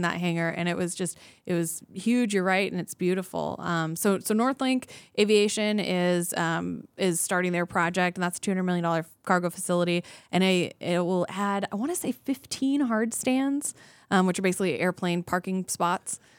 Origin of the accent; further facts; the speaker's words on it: Anchorage, Alaska, United States; I was born and raised here in Anchorage